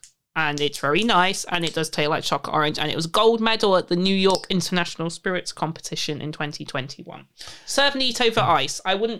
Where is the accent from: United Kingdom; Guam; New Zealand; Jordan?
United Kingdom; Leicester, East Midlands; I come from Leicester.